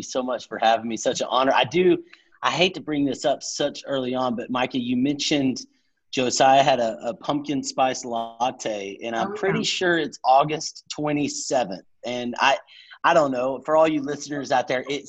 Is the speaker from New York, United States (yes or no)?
no; Texas, United States; moved away as an adult; now in Atlanta, United States; I grew up in Texas, worked for a camp ministry